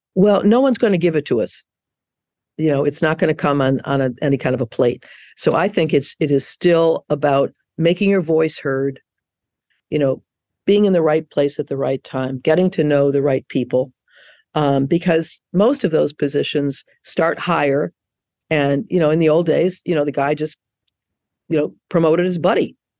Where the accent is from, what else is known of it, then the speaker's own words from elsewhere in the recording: Chicago, Illinois, United States; moved away; I'm from Chicago originally